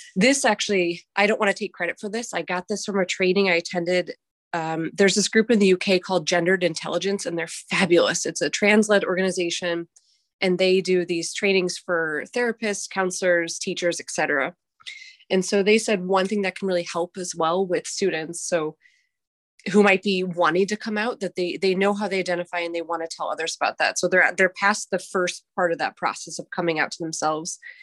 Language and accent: English; Chicago, Illinois, United States; moved away as an adult; now in Bangkok, Thailand; I'm originally from Chicago, Illinois, which is where I am right now because I'm here on summer break